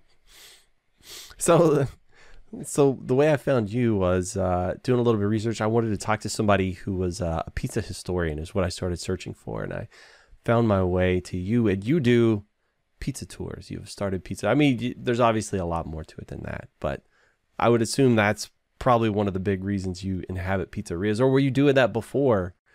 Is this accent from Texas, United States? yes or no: yes; Texas, United States; I'm from Texas. I live in Texas